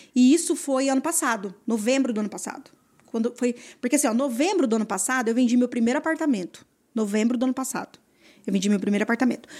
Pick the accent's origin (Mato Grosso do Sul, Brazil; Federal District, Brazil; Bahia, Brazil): Mato Grosso do Sul, Brazil; interior of; also born or lived in Campo Grande; eu sou do interior do, do Mato Grosso do Sul, né? É, nascida aqui em Campo Grande, né? E tal. Mas é, eu morei muito tempo no interior, na fazenda